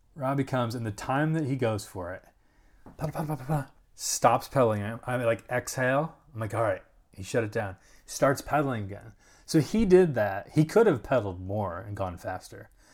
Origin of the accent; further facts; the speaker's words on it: Rochester, United States; also born or lived in Dayton, Ohio; I was born in Rochester